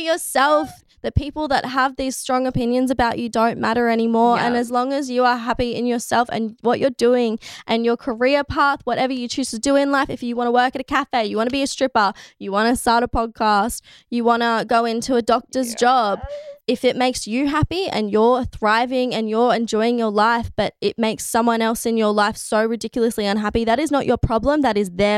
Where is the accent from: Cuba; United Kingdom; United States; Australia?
Australia; our society in Australia, because, you know, we came from the convicts, we came from England